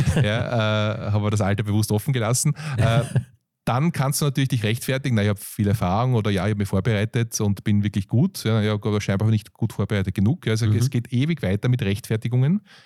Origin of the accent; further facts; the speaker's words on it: Austria; aus Europa, Österreich hier